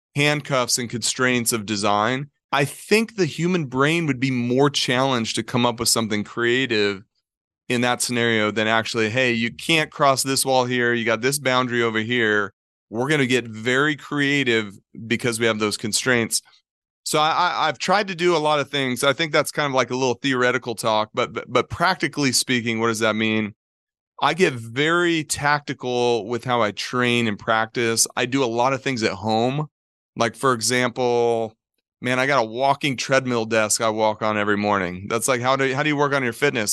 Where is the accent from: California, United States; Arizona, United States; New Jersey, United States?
Arizona, United States; Globe; moved away as an adult; also born or lived in Golden, Colorado; growing up in Globe